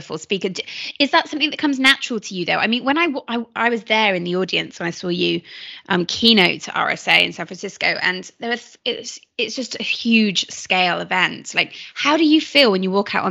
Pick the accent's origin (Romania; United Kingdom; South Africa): United Kingdom; I'm British